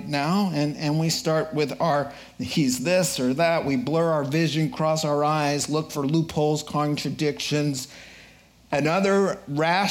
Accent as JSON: {"language": "English", "town": "Boston", "region": "Massachusetts", "country": "United States", "said": "I'm from Boston"}